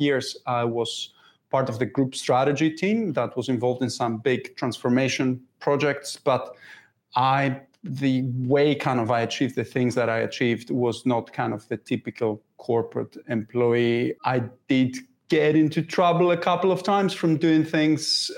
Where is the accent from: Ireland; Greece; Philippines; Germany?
Greece; English is a second language; moved away as an adult; also born or lived in York, United Kingdom; now in United Kingdom; Originally, I'm from Greece